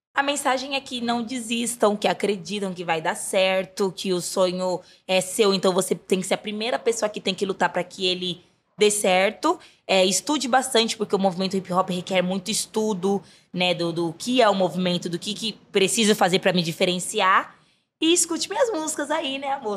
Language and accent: Portuguese; São Paulo, Brazil; Eu nasci na Zona Oeste, né? Nasci na uhum. Coab Raposo Tavares